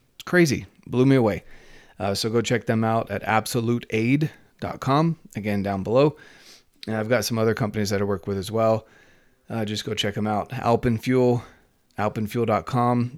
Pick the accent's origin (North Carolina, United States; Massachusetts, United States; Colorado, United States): North Carolina, United States; moved away; I'm from North Carolina